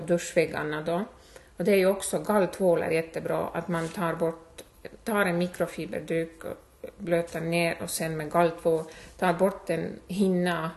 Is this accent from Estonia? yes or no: yes; Estonia; Swedish is a second language; moved away as an adult; now in Hudiksvall, Sweden; jag är född och uppvuxen i Estland